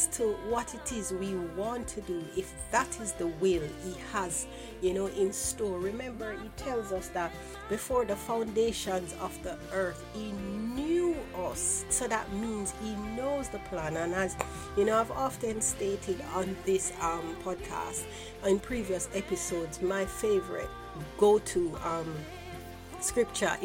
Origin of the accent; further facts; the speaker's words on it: Jamaica; growing up in Jamaica